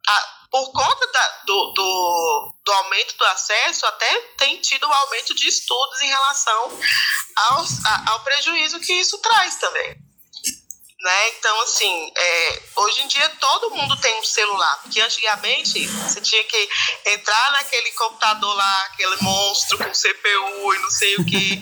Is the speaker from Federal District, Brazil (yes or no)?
yes; Brasília, Federal District, Brazil; eu sou brasiliense